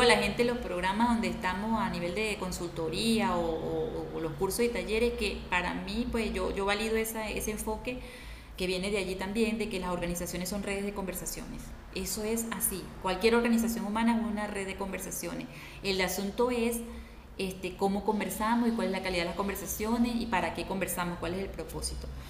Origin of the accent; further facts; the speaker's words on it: Valera, Trujillo, Venezuela; moved away as an adult; now in Argentina; yo soy trujillana, valerana y y siempre he vivido allí